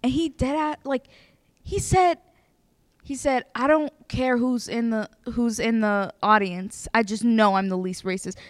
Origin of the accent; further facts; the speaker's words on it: Ethiopia; now in Harrisonburg, United States; I am not African American, I'm from Ethiopia